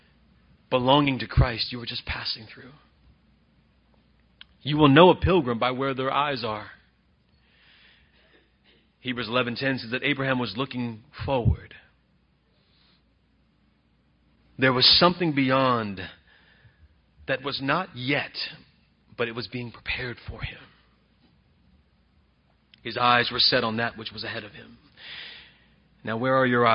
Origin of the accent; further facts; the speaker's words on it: Bakersfield, California, United States; I'm from Fairfax. I always say I'm Fairfax, California. I'm Bakersfield, California. But my neighborhood is Fairfax